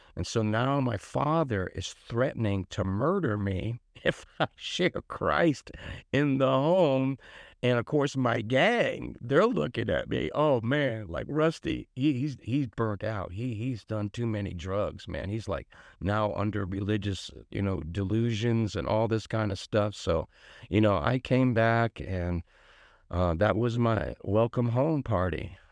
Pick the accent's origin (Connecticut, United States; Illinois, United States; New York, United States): Connecticut, United States; Bridgeport; I grew up in Richport, Connecticut